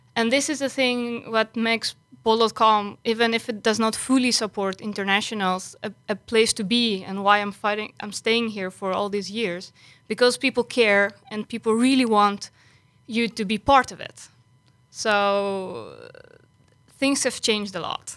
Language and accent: English; Greece; moved away as an adult; now in Netherlands; I came originally from Greece